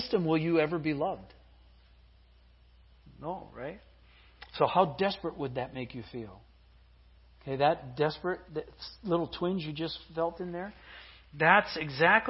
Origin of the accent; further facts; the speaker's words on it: Midwest, United States; I grew up in the Midwest